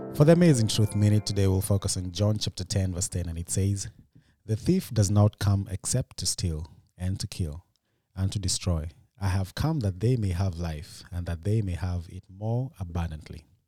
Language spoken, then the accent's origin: English; Kenya; now in United States; In Kenya, we don't do shout-outs